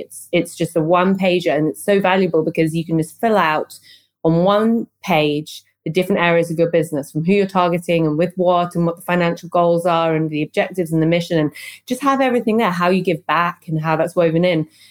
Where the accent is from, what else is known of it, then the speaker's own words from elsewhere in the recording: London, United Kingdom; moved away as an adult; now in Berlin, Germany; I moved from London, where I'm from, to Berlin